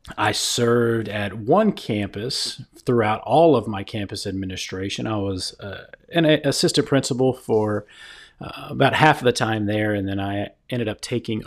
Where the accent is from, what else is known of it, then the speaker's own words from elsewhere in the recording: Texas, United States; also born or lived in Hawaii / Washington, D.C.; So I've spent most of my life in the great state of Texas. I was born in Hawaii and lived in Washington, D.C. really for the first part of my adolescence.